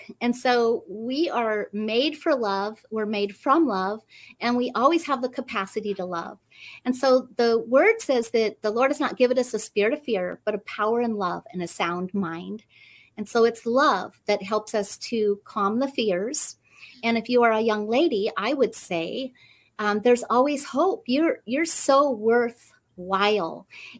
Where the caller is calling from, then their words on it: Fairfield, California, United States; Fairfield, California.